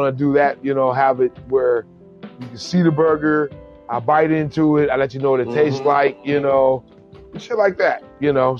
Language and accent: English; California, United States; I'm from California